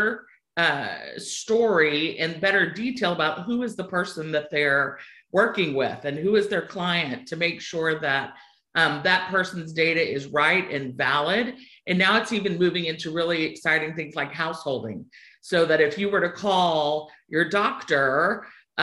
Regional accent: Sugar Land, Texas, United States; accent: twang; moved away; I'm originally from Texas, a town called Sugarland. You'll hear a twang come out on a word or two along the way

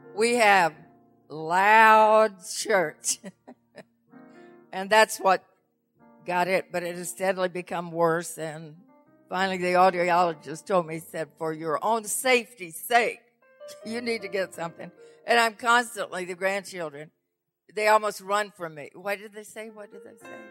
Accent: the South, United States; moved away; And I'm from the South originally, so I speak slow.

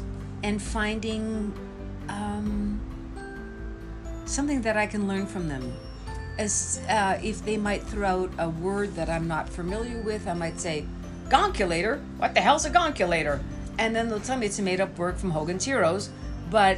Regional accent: Montreal, Quebec, Canada; moved away as an adult; I grew up in Montreal

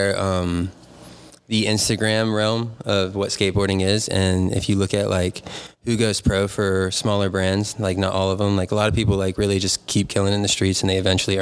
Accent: North Carolina, United States; moved away as an adult; also born or lived in Virginia Beach / New Castle, Pennsylvania; now in Pittsburgh area, United States; I grew up Dahn in North Carolina in some like little podunk town

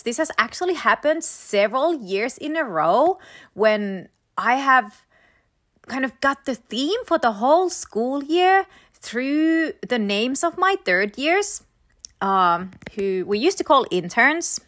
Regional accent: Finland; moved away; I'm from Finland

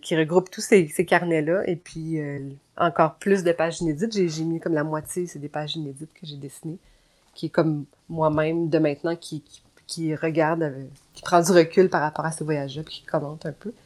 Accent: Gatineau, Quebec, Canada; moved away; c'est à Gatineau. Mhm je, retourne dans ma ville natale

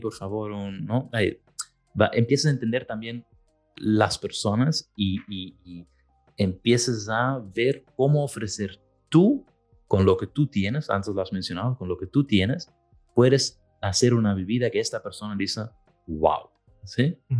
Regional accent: Belgium; moved away; yo soy del norte, soy de Bélgica

